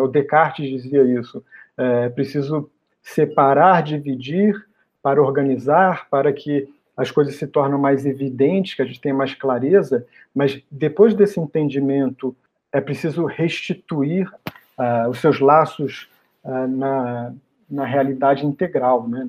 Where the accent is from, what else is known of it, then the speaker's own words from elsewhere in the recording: Rio de Janeiro, Brazil; moved away as an adult; now in São Paulo, Brazil; eu fiz a minha formação toda no Rio de Janeiro, que é a minha cidade natal